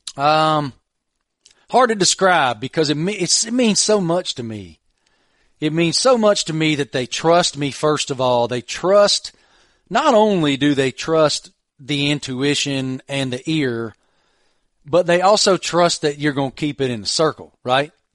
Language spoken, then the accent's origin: English; Southwest Virginia, United States; growing up in Southwest Virginia